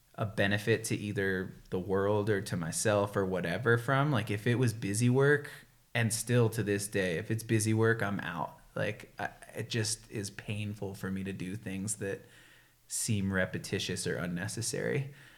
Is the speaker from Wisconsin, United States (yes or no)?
no; right outside of Boston, Massachusetts, United States; moved away; I can't say I'm actually from Boston because it's right outside of Boston, so people from actual Boston would get pissed. But it was sweet growing up in Massachusetts